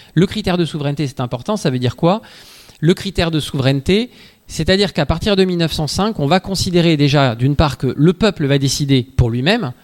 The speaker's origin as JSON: {"language": "French", "area": "Ariège", "region": "Occitania", "country": "France", "said": "c'est vers chez moi, en Ariège"}